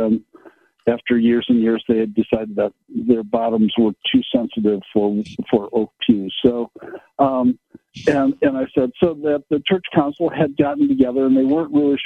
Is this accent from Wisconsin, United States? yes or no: yes; Kenosha, Wisconsin, United States; I grew up in Kenosha